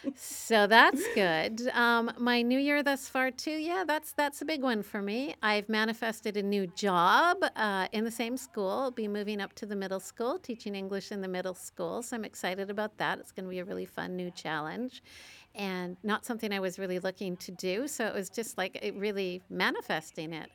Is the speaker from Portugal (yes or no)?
no; Canada; I'm a Canadian